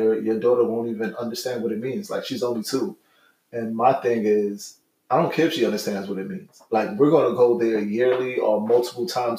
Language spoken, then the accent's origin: English; New York City, New York, United States; I'm a Brooklyn boy, born and raised